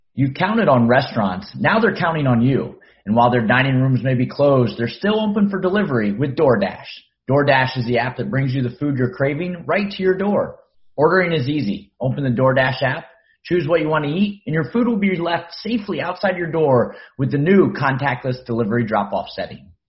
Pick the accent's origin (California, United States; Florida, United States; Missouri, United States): Florida, United States; Miami; here in my hometown of Miami, Florida